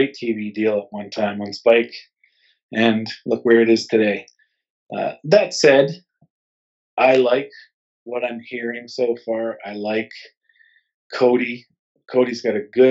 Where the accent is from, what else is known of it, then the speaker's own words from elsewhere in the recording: Canada; we're Canadian, we live in Canada